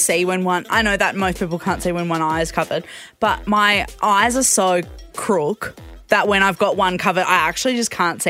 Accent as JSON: {"language": "English", "town": "Perth", "region": "Western Australia", "country": "Australia", "said": "from Perth."}